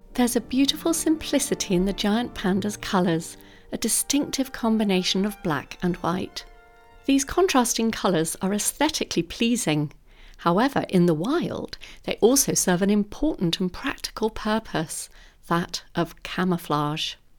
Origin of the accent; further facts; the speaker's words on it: London, United Kingdom; As a very young girl growing up in London